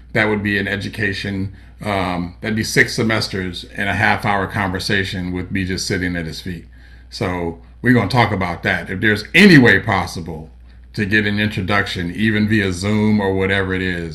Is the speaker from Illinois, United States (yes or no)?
yes; Chicago, Illinois, United States; I'm from Chicago, too. We know each other from Chicago.